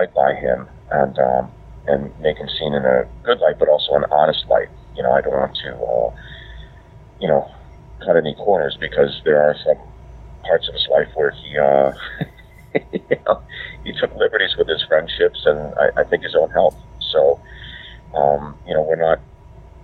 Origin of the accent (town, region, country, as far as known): Pittsburgh, Pennsylvania, United States; born or raised there; moved away; also born or lived in New Jersey